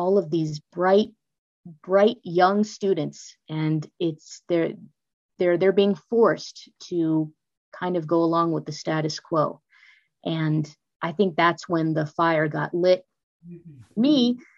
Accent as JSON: {"language": "English", "region": "California", "country": "United States", "also_born_or_lived": "Maryland / Washington, D.C.", "moved": "as an adult", "lives_now": "Florida, United States", "said": "I'm originally from the California area"}